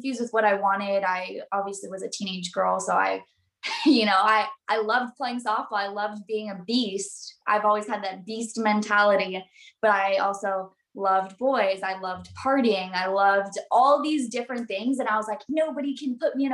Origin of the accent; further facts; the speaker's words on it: Southern California, United States; I'm from Southern California, born and raised by the beach